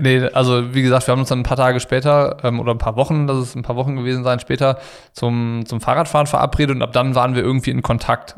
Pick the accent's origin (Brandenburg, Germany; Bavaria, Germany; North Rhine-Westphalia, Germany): North Rhine-Westphalia, Germany; Ratingen; ich war aus Ratingen